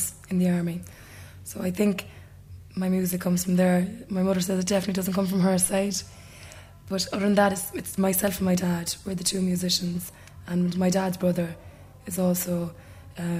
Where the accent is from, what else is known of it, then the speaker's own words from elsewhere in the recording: Cork, Munster, Ireland; I was born in Cork. Well, from an early age, I was involved with dancing groups at home in Cork